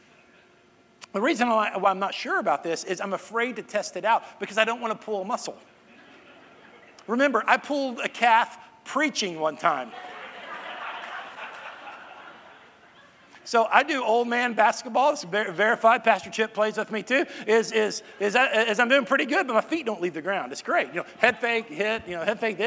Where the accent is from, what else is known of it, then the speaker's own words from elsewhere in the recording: Irving, Texas, United States; that's my hometown. That's where me and my sister grew up, Irving, Texas.